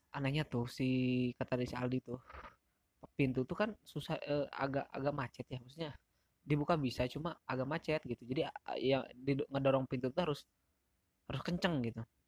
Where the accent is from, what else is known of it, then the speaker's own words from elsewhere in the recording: Sagaranten, Curugembar, West Java, Indonesia; dari tempat gua tuh, dari tempat gua, dari Sagaranten, jai, dari Curugembar ke Sukabumi tuh kisaran dua jam lebihan